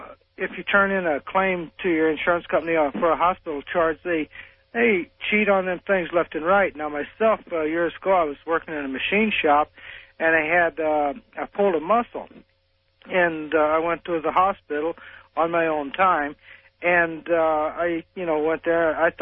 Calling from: Collinsville, Illinois, United States; It's …. I'm calling from Collinsville, Illinois.

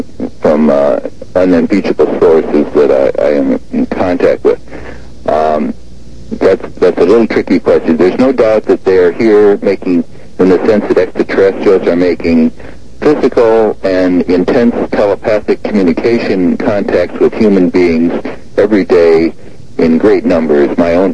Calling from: Seattle, Washington, United States; Seattle, Washington.

